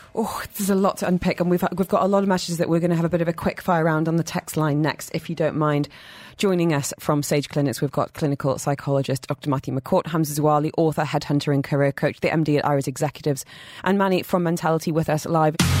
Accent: United Kingdom; I'm British

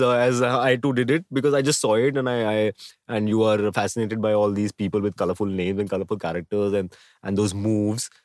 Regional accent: Delhi, India; I was born in Delhi

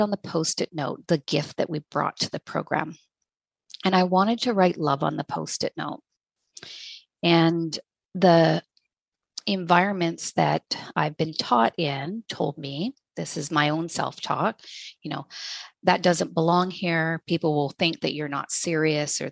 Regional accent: Hay River, Northwest Territories, Canada; I was born in Hay River, Northwest Territories, grew up in a small town

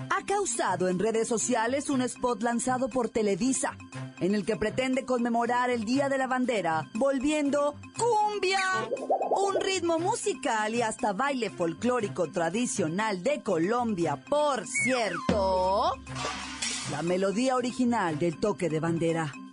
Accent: Mexico; somos mexicanos

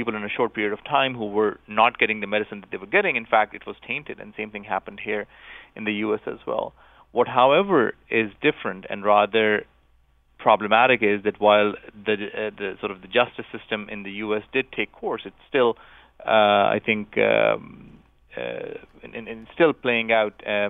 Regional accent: Pakistan; I grew up in Pakistan, and just a few years ago, there was probably the worst public health tragedy in Pakistan

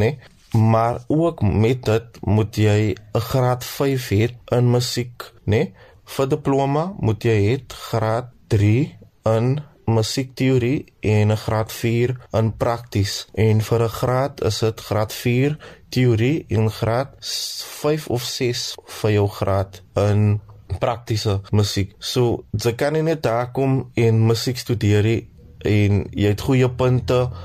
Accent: Cape Town, Western Cape, South Africa; Ek is van Kraaifontein

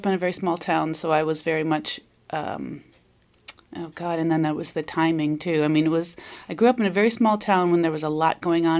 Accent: Wauconda, Illinois, United States; I grew up in the northwest suburbs of Chicago. {S1} Which one? {S2} A little teeny tiny town called Wakanda.

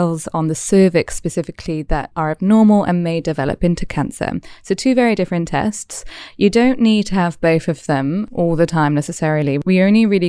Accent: Wales, United Kingdom; now in Australia; I'm from Wales. I probably say things differently all over again

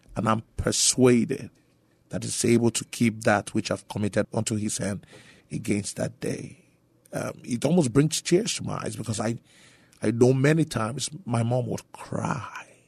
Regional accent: Nigeria; moved away as an adult; also born or lived in Grand Prairie, Texas; now in San Antonio, United States; I was born and raised in Nigeria for the first twenty years of my life

